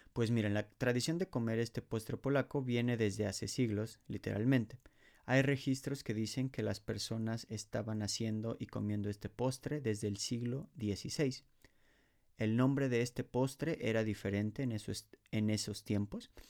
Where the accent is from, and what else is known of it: Mexico; moved away as an adult; now in Poland